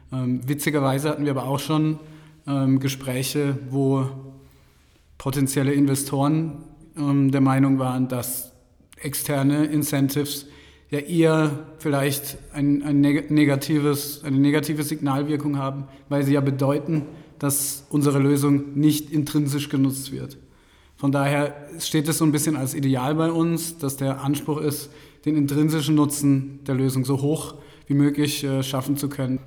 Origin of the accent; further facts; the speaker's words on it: Karlsruhe, Baden-Württemberg, Germany; moved away as an adult; also born or lived in Mannheim; now in Munich, Germany; Ursprünglich komme ich aus Baden-Württemberg, aus Karlsruhe